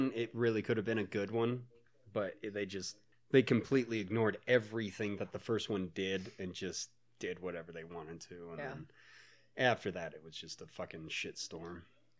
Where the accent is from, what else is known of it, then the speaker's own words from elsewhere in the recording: United States; We grew up in America.